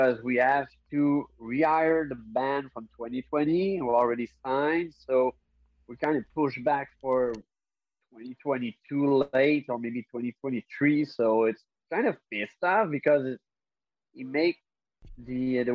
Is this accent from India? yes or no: no; Canada; I'm Canadian